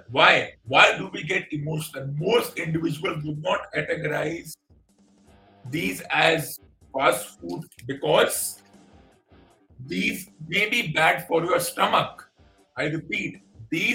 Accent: India

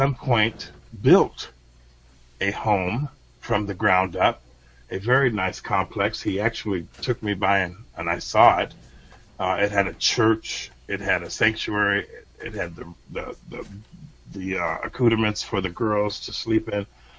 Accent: United States; as an American

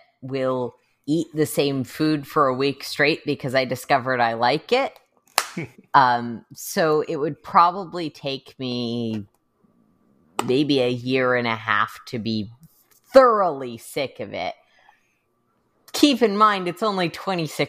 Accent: United States; I'm an American

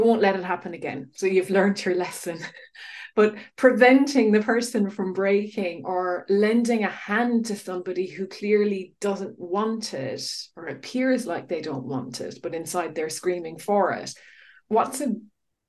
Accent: Ireland; now in United Kingdom; as an Irish person in the UK

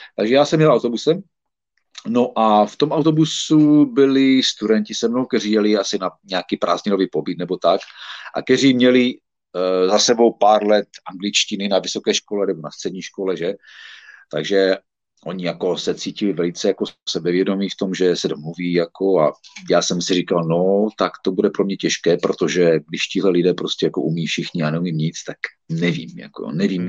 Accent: Czechia; moved away as an adult; also born or lived in Ostrava; now in United Kingdom; já jsem samozřejmě Čech

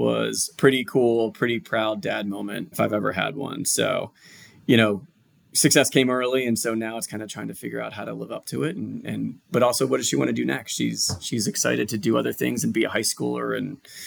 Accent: outside of Philadelphia, Pennsylvania, United States; moved away as an adult; now in Atlanta, United States; I'm outside of Philadelphia, born and bred. So I'm a tried and true Philly guy

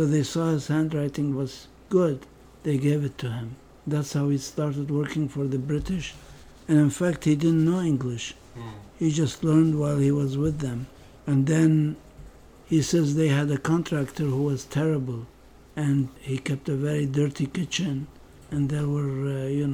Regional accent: Baghdad, Baghdad Governorate, Iraq; moved away as an adult; also born or lived in Kansas / Stanford; I grew up in Baghdad.

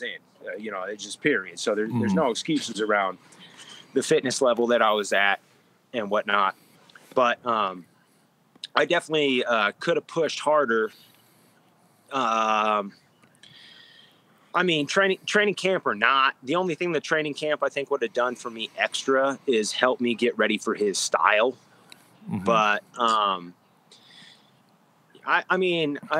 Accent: United States; as an American

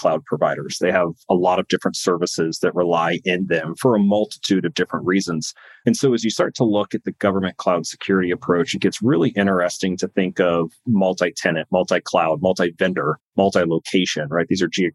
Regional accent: California, United States; moved away; I grew up in California.

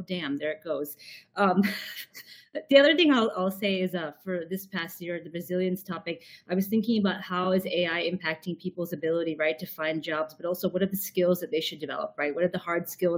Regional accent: United States; also born or lived in Chicago; I speak as an American, of course, sitting here in Chicago right now.

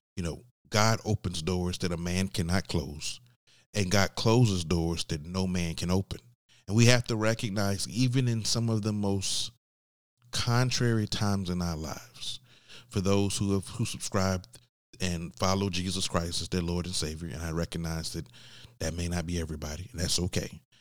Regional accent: Georgia, United States; I'm from Georgia

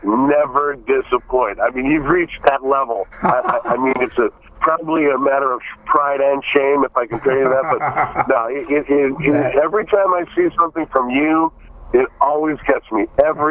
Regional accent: Buffalo, New York, United States; moved away; And I honestly loved growing up there, and I wish I lived there now.

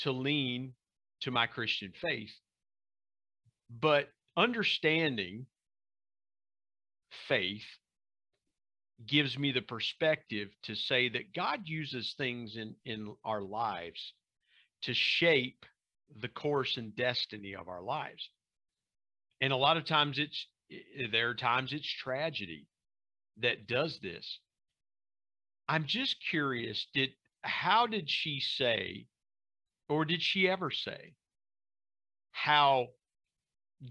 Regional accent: Southern Ohio, United States; now in West Virginia, United States; growing up in Southern Ohio and being across the border from West Virginia

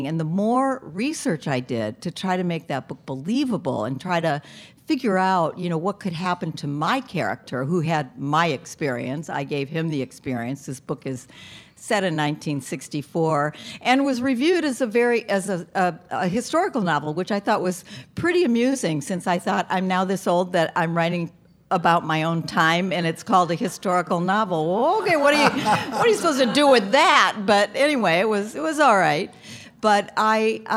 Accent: Hammond, Indiana, United States; I grew up in Hammond, Indiana

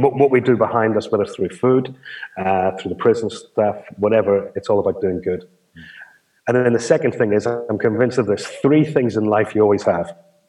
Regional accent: Ireland; as an Irishman, I don't think you have a problem with this, Dave.

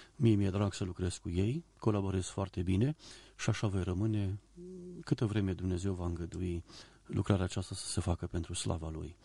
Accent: Oravița, Caraș-Severin County, Romania; moved away as an adult; also born or lived in Banat; now in Botoșani, Romania; Când eram copil, la Oravița, în biserică unde am crescut

